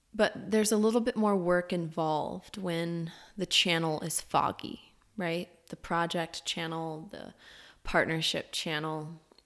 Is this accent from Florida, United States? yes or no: yes; Orlando, Florida, United States; I was born in Orlando, Florida